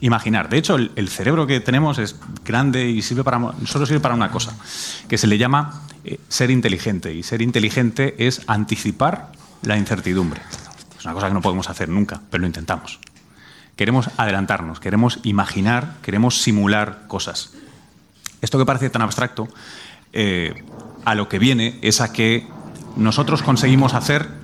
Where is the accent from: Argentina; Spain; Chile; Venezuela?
Spain; moved away as an adult; also born or lived in United States; como europeo y español